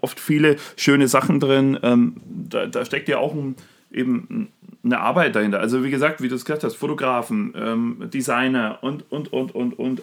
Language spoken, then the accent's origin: German; Germany; bei uns in Deutschland